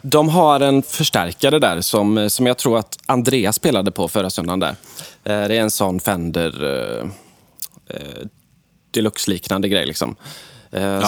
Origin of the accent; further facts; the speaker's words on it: Alingsås, Västra Götaland, Sweden; min hemstad Allingsås